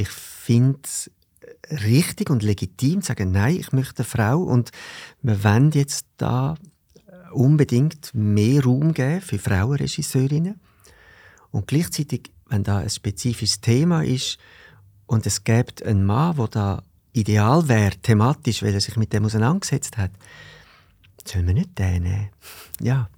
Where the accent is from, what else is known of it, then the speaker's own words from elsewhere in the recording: Zurich, Switzerland; ich bin da in Zürich im Seefeld aufgewachsen